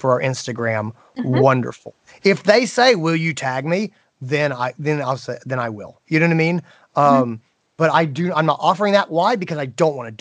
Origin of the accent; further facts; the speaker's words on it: Greenville, South Carolina, United States; here in my hometown of Greenville, South Carolina